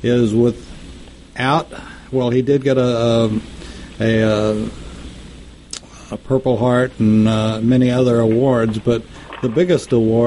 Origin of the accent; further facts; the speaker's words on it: Texas, United States; moved away; I'm glad I grew up in Texas.